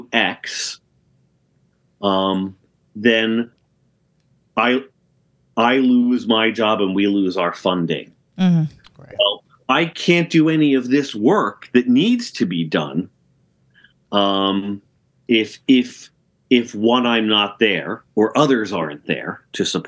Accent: New Jersey, United States; moved away; also born or lived in Connecticut; I grew up in South Jersey

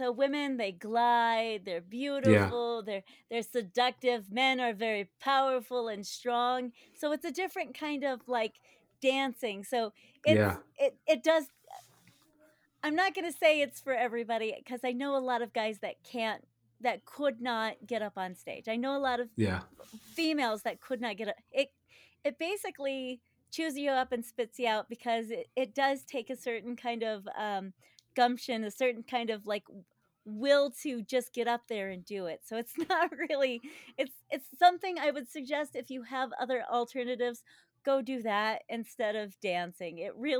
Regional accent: Denver, Colorado, United States; Denver, Colorado. Okay. Let's see. Yeah. I currently live in the house that I grew up

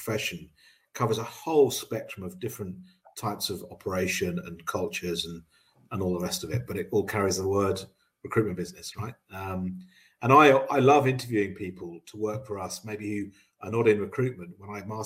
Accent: Cambridge, East of England, United Kingdom; I grew up in Cambridge

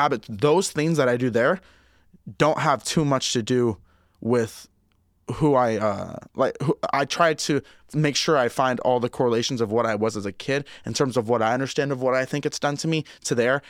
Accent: Ocean Park, Washington, United States; moved away; growing up in Ocean Park

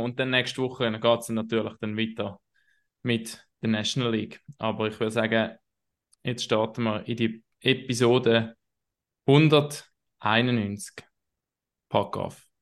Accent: Herisau, Appenzell Ausserrhoden, Switzerland; auch meine Heimatstadt, wo ich aufgewachsen bin

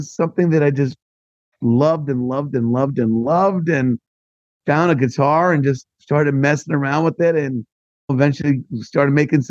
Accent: New York area, United States; accent: East Coast

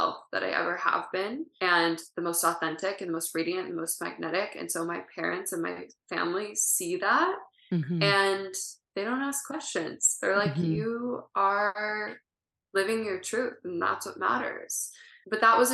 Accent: family in Ohio, Midwest, United States; now in California, United States; I grew up in the Midwest

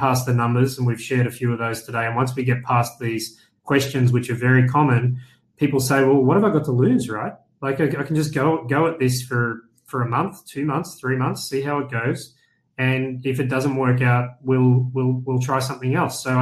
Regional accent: Australia; I'm from Australia

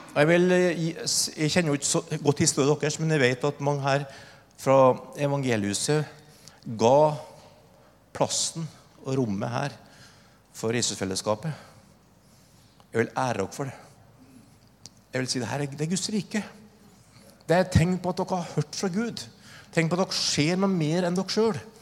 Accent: Oppdal, Trøndelag, Norway; Min historie er at jeg vokste opp i Trøndelag, Oppdal

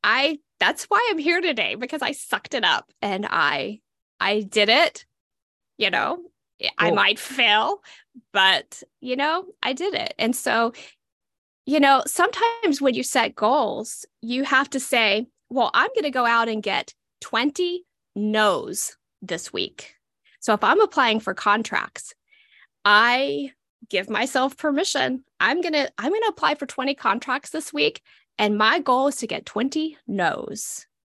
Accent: Southeastern United States, United States; I'm from the Southeastern United States. If cornbread and turnip greens could talk, this is what they would sound like.

